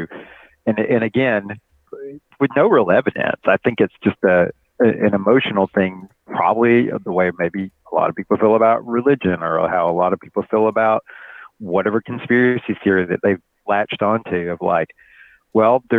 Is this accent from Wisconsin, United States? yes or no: no; Alabama, United States; the place I grew up in Alabama